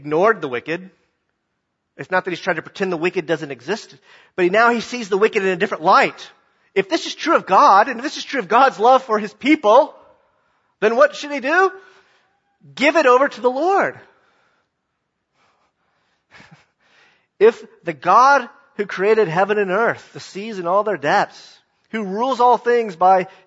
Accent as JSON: {"language": "English", "region": "the South", "country": "United States", "said": "I'm a Southerner"}